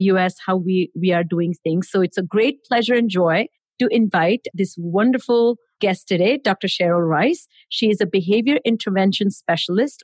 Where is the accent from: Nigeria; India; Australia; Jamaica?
India; moved away; I grew up in India